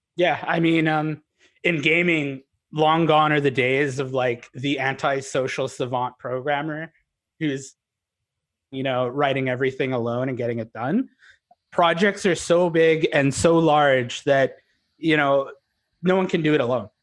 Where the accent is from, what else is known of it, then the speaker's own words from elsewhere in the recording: Canada; also born or lived in Vancouver; We're Canadian